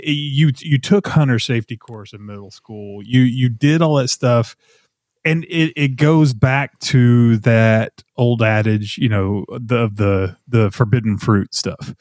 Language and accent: English; Nashville, Tennessee, United States; moved away as an adult; also born or lived in Texas; it's still home, you know, it's where I grew up and, you know, I was born in Texas and then we moved to Middle Tennessee when I was in fifth grade and then ended up in Nashville in high school